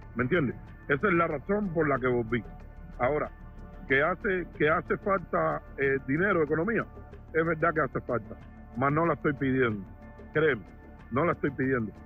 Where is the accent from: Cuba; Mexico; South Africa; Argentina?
Cuba; now in Florida, United States; soy cubano, vivo en Florida.